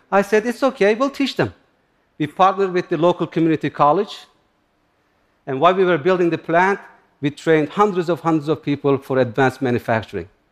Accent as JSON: {"language": "English", "country": "Turkey", "tie": "born or raised there", "second_language": "English", "moved": "yes", "lives_now": "United States", "said": "I grew up in Turkey, in similar environment, near the Kurdish mountains."}